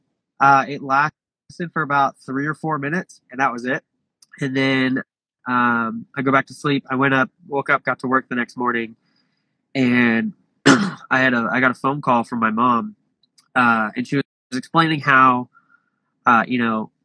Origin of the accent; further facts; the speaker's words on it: Portland, Oregon, United States; moved away; I'm originally from Portland, Oregon